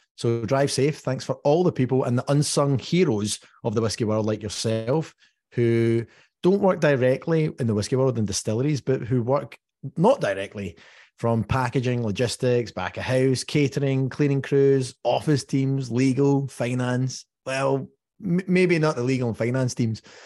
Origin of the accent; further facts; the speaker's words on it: Dumbarton, Scotland, United Kingdom; I'm from Dumbarton